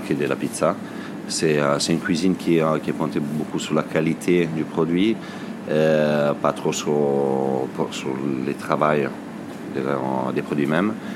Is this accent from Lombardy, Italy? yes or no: yes; Varese, Lombardy, Italy; French is a second language; moved away as an adult; now in France; je suis né à Varese, euh, en Lombardie, du côté du lac Majeur